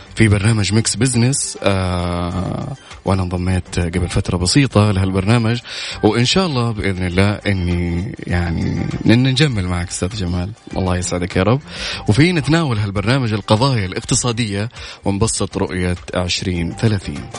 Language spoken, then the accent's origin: Arabic; Mecca, Makkah Province, Saudi Arabia; انا من اهل مكة وعايش في وسط الاحداث دائما